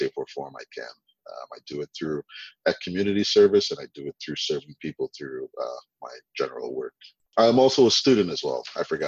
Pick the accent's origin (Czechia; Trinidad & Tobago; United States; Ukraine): Trinidad & Tobago; I was born in Trinidad